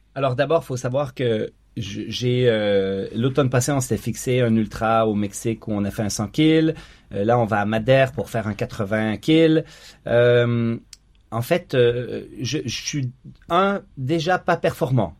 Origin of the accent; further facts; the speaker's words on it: Quebec, Canada; also born or lived in Franches-Montagnes, Switzerland; j'ai grandi en Suisse la première partie de ma vie jusqu'à 10 ans avant d'émigrer au Québec.